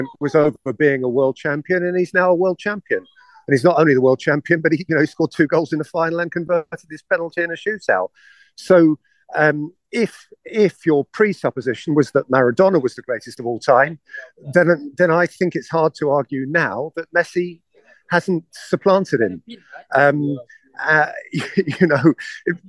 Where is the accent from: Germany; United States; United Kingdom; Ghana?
United Kingdom; England; my perspective as an Englishman